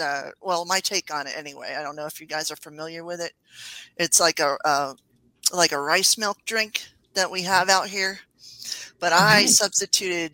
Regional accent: New York, United States; now in Albuquerque, United States; Growing up in New York

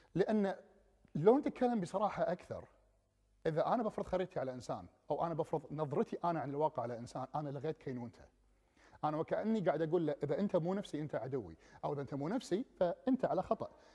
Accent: Kuwait; moved away as an adult; also born or lived in England; انا جاي من الكويت ودوله صحراويه

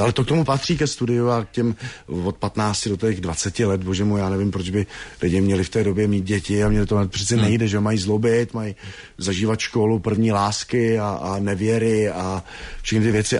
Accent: Hradec Králové, Hradec Králové Region, Czechia; vyrůstal jsem vlastně v Osečnici v Orlických horách, v Hradci Králové, východočeský kraj

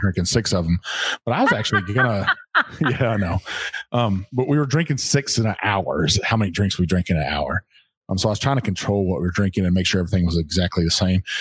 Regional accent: Texas, United States; now in Kentucky, United States; this is Kentucky. It's it's home now. Um, I'm not originally from here. I'm from Texas

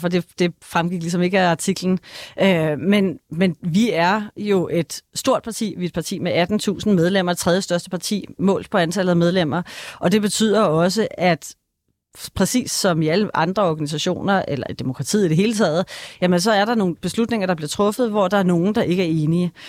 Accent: Denmark; der, hvor jeg kommer fra, og der er altså kun 40 minutter ind til København

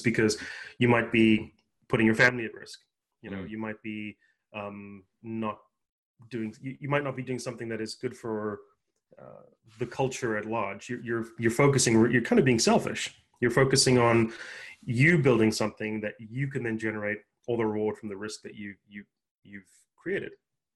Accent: South Africa; moved away as an adult; also born or lived in Japan; now in United States; I'm born and raised in South Africa, moved here with my parents after my first year of college

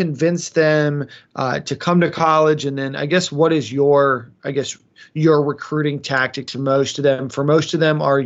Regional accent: South Florida, United States; South Florida, like Coral Springs, Fort Lauderdale area

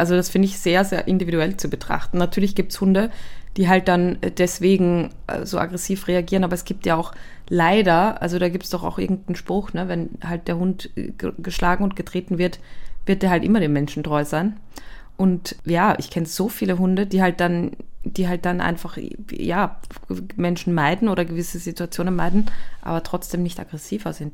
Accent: Austria; ich komme aus Österreich

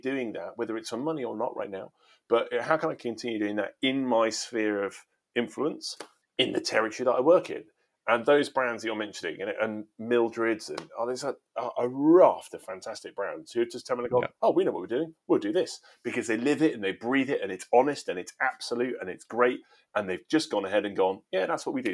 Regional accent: England, United Kingdom; I am British, English

